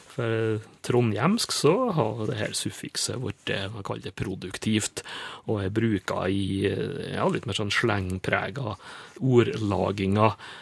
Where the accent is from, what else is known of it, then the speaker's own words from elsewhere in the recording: Nordmøre, Møre og Romsdal, Norway; meg som nordmøring